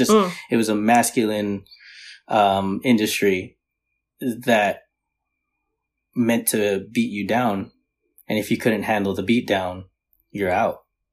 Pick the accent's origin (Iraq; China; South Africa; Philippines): Philippines; You know, being Filipino. Right, mm-hmm. The party is surrounded around the food, right?